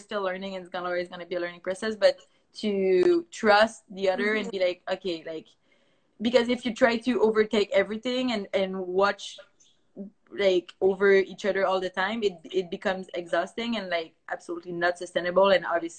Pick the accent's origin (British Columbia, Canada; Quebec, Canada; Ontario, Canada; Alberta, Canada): Quebec, Canada; first language French; English is a second language; MC and I are from Canada